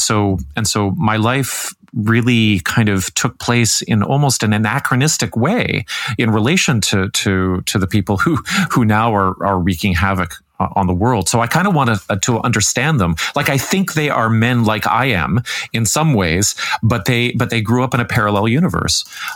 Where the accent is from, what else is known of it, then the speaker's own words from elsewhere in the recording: Canada; as a 50-year-old white guy in growing up in Canada, but then I moved all over